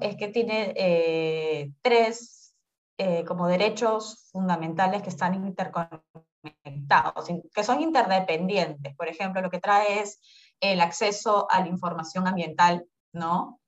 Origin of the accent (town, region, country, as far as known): Peru